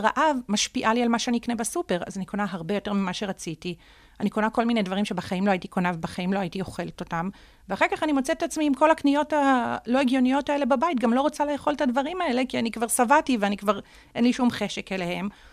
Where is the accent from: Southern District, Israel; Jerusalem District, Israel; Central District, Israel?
Jerusalem District, Israel; Jerusalem; נולדתי וגדלתי בירושלים, אה, בשכונת בית הכרם